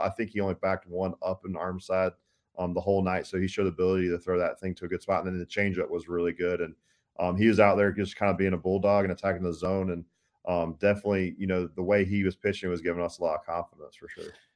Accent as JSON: {"language": "English", "town": "Tallahassee", "region": "Florida", "country": "United States", "tie": "born or raised there", "said": "growing up in Tallahassee"}